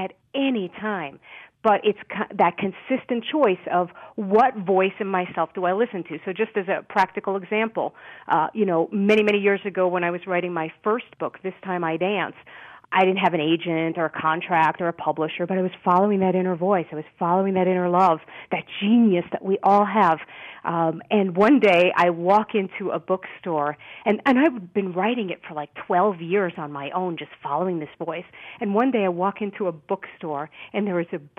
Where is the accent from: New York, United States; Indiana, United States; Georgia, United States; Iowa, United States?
New York, United States; New York City; born or raised there